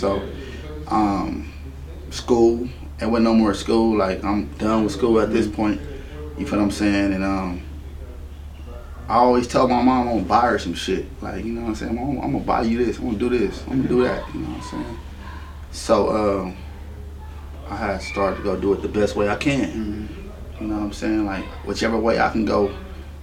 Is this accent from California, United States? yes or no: yes; Los Angeles, California, United States; I was from the Pueblos.